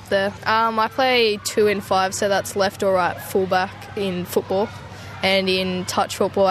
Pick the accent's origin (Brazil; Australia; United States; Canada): Australia; Kempsey, New South Wales; I'm from Dungutty Tribe, Kempsey.